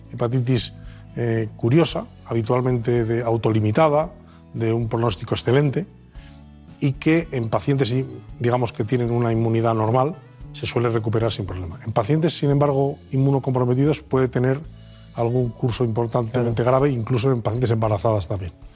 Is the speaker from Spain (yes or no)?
yes; León, Castile and León, Spain; moved away as an adult; now in Madrid, Spain; soy leonés de pro, nacido de padre y madre leonesa